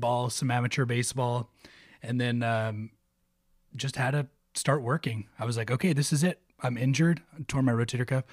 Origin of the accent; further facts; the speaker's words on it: Oxnard, California, United States; moved away as an adult; also born or lived in Ventura, California / West Texas; I was uh, born and raised in Oxnard. Went Oxnard High